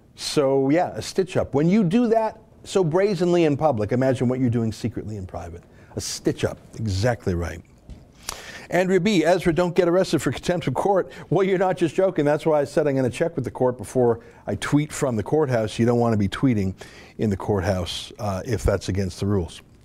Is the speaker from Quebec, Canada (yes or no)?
no; Alberta, Canada; growing up in the western province of Alberta